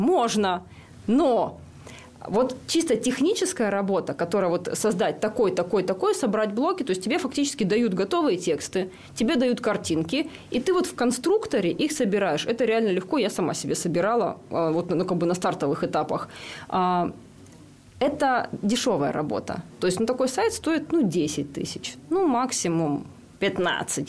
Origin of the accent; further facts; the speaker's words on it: Rybinsk, Yaroslavl Oblast, Russia; Я родилась и выросла в Рыбинске